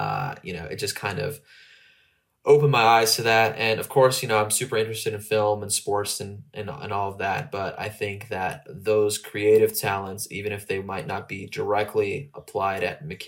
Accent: Southern California, United States; moved away as an adult; now in Austin, United States; I'm originally from Southern California

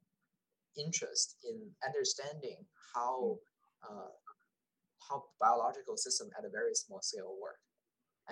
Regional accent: China; moved away; when I was small, I was born in China. So, I was in a big city

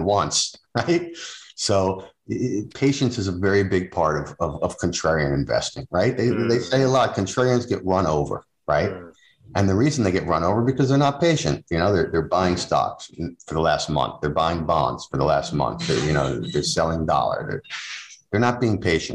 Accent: New Jersey, United States; now in New England, United States; I'm from New Jersey originally

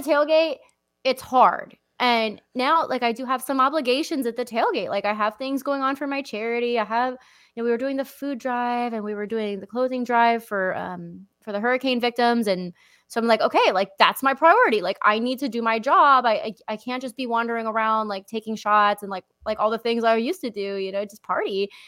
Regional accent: Lehigh Valley, Pennsylvania, United States; moved away; my hometown

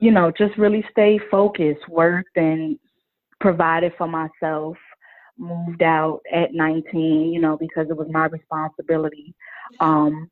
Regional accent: Chicago, Illinois, United States; I am from the South Side of Chicago, born and raised.

